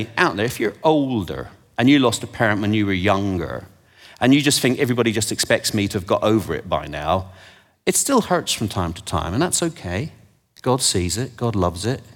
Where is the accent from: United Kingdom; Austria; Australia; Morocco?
United Kingdom; England; I'm from England and I've forgotten how to speak it